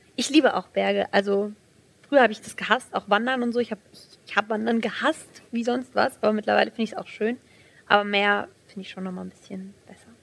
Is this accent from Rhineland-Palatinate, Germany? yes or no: no; Aßlar, Hesse, Germany; ich bin 18 Jahre alt, ähm, ich komme aus Asla